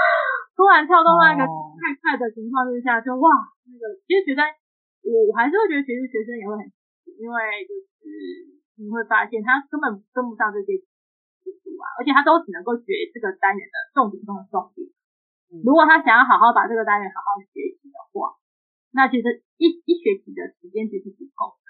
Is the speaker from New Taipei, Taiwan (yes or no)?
no; Kaohsiung, Taiwan; 因为我那时候在不同县市，我们是高雄人，我们就跳回来了。